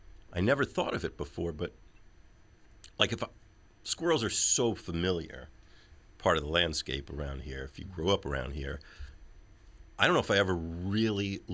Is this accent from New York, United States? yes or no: yes; New York, United States; as a New Yorker